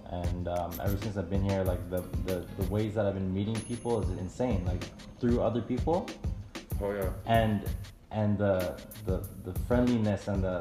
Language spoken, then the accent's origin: English; Toronto, Ontario, Canada; Originally from Toronto. Toronto, 86 side.